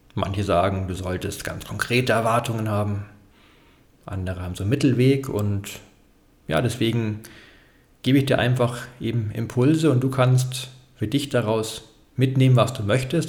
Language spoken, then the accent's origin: German; Bavaria, Germany; für mich als Bayer